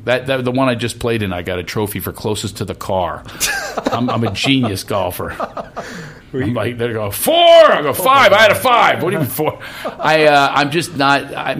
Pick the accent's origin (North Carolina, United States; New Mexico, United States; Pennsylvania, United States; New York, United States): Pennsylvania, United States; Philadelphia; accent: Philly; moved away as an adult; now in California, United States; It's my Philly accent.